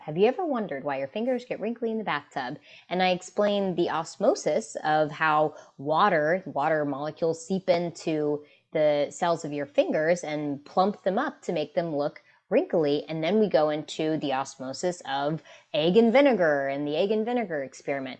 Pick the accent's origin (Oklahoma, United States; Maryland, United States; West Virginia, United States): West Virginia, United States; West Virginia, which is my home state, um, in the United States